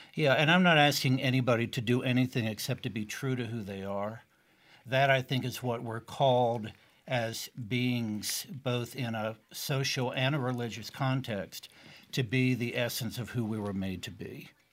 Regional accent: East Tennessee, United States; moved away; also born or lived in Boston area; having grown up as a gay child in East Tennessee

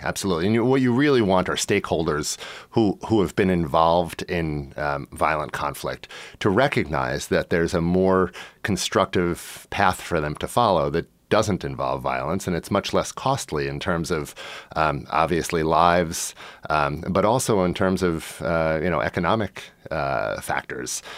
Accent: United States; moved away; I am an American. I do carry an American passport.

